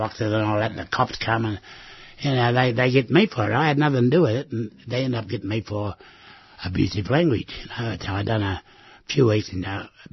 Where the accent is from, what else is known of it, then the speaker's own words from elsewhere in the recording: Australia; I said, Australia